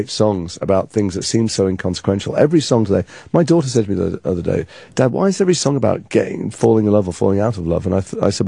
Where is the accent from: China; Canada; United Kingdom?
United Kingdom; England; And because I'm English, I didn't know any of these people